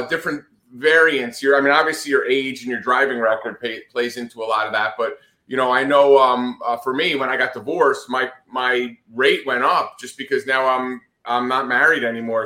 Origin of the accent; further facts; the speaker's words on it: Northeast, United States; moved away as an adult; also born or lived in Atlanta, Georgia; growing up in the Northeast